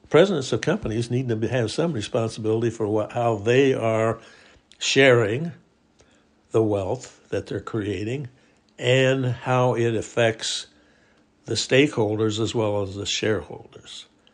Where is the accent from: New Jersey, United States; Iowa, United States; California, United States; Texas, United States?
Iowa, United States; Indianola; I come from Iowa. I'm a Depression baby. In Iowa, we had a strange societal system in Indianola, Iowa, which it was called God's Little Acre in the 40s